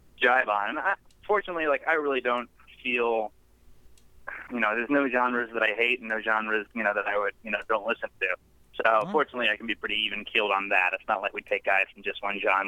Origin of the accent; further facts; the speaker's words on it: Indianapolis, Indiana, United States; moved away as an adult; now in Nashville, United States; I grew up in Indianapolis, up north